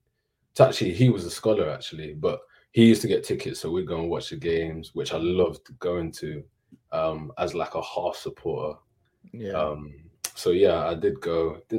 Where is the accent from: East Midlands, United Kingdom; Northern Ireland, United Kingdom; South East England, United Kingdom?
East Midlands, United Kingdom; Leicester; moved away; also born or lived in Birmingham; So I love Birmingham, but Leicester's home. Grew up there quite comfortably, to be fair.